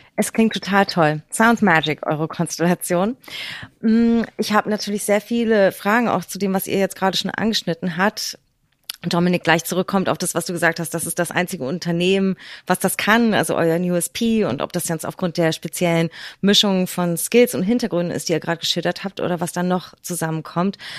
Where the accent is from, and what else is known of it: Berlin, Germany; born or raised there